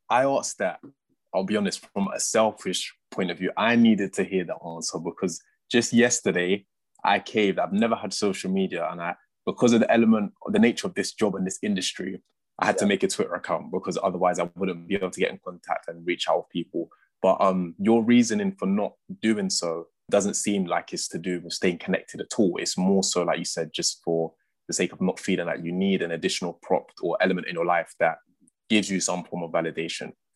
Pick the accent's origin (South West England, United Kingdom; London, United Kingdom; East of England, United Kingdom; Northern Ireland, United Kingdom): London, United Kingdom; I'm a West Londoner